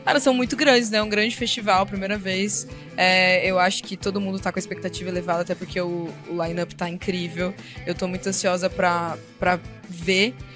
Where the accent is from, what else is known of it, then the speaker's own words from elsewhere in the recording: interior of Paraná, Brazil; Eu sou do interior do Paraná, cresci ouvindo sertanejo com o meu avô